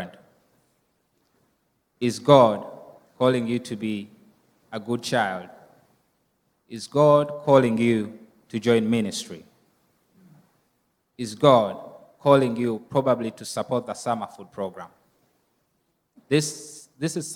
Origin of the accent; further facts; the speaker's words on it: Uganda; moved away; the orphanage that I grew up from in Uganda